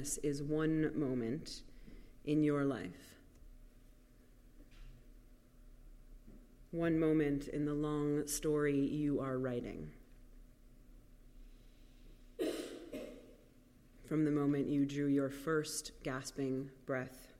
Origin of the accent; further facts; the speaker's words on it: New York City, New York, United States; moved away; I grew up in New York City